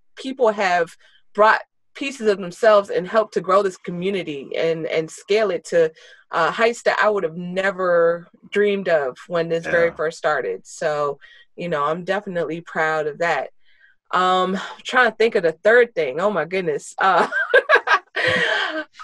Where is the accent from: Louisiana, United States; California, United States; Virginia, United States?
Virginia, United States; I'm a born and raised native of the D.C. area. So born and raised in Virginia. I'm still in Virginia.